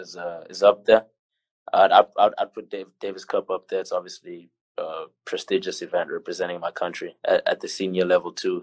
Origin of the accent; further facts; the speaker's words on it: South Africa; moved away as an adult; now in United States; being the South African player